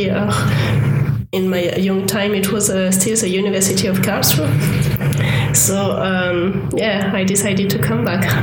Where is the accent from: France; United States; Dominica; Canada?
France; English is a second language; at least in France, we have a really long history and we are keeping this history yeah. in our cities.